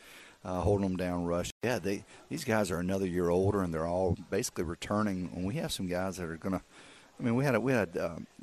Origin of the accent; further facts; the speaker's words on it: South Carolina, United States; I'm from South Carolina